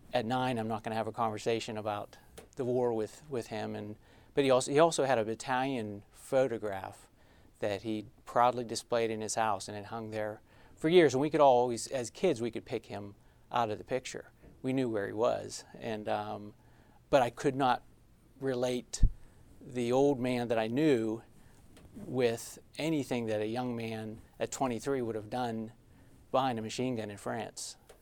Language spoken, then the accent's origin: English; Trafford, Pennsylvania, United States; now in Pittsburgh, United States; I grew up in Trafford, Pennsylvania